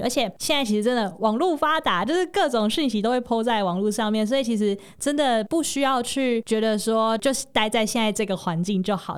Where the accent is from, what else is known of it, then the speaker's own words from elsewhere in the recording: Tainan, Taiwan; moved away as an adult; now in Hsinchu, Taiwan; 因为我是台南人嘛